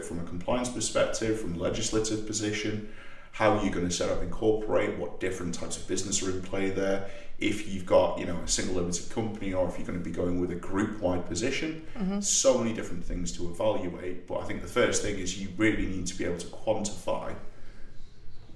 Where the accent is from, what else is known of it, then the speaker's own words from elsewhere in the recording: North East England, United Kingdom; accent: Geordie; the northeast of England, you know, the single biggest area of unemployment in the UK, where I'm from, even though my accent varies quite a lot depending on if I'm speaking to a Geordie or somebody else, slip back into it very, very easily and comfortably